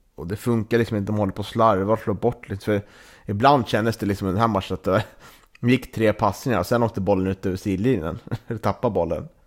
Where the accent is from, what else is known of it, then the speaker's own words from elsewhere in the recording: Norrland, Sweden; vi norrlänningar